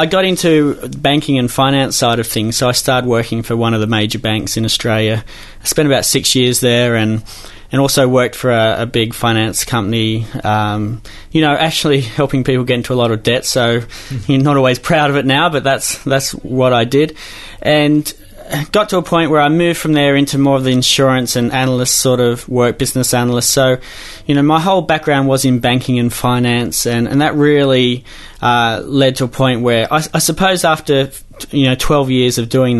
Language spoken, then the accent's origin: English; Newcastle, North East England, United Kingdom; Well, you know, Newcastle, one of the greatest cities in this country, of course.